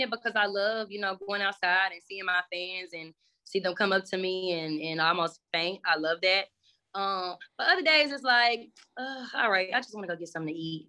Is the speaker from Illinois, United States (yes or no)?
no; Dallas, Texas, United States; I was born in Dallas